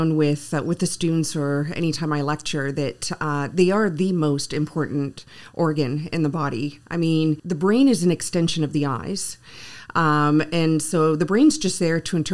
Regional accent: Ottawa, Ontario, Canada; English is a second language; moved away as an adult; also born or lived in Guelph; being born and raised in Ottawa, although I was from the French-speaking part of Ottawa

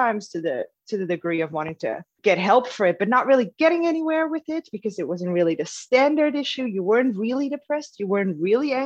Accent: Netherlands; moved away as an adult; now in Melbourne, Australia; I'm in Melbourne, Australia. I'm originally from Holland, though, so I've moved here about 8 years ago

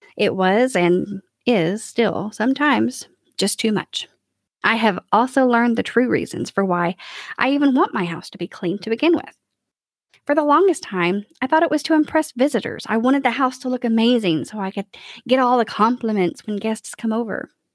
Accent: Kentucky, United States; now in Nashville, United States; I was born and raised in Kentucky

